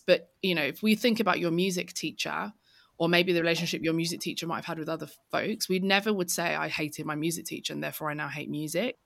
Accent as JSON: {"language": "English", "region": "London", "country": "United Kingdom", "tie": "born or raised there", "said": "I grew up in East London."}